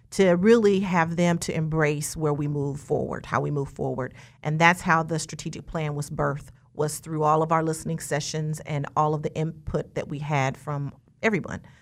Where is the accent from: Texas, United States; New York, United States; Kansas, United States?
Kansas, United States; Wichita; I was born and raised here in Wichita, Kansas.